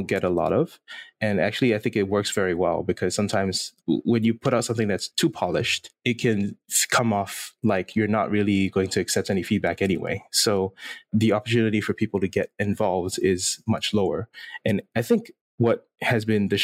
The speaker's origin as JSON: {"language": "English", "country": "Singapore", "tie": "born or raised there", "said": "I'm born and raised in Singapore"}